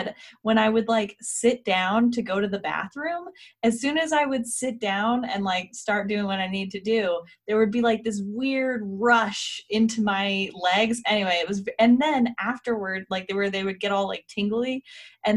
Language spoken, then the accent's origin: English; Colorado, United States; now in Salt Lake City, United States; I grew up in Colorado as well, which was even a little bit higher than here in Salt Lake